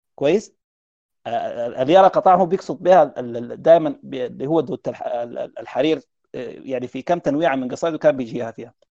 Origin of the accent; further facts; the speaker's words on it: Sudan; عندنا في السودان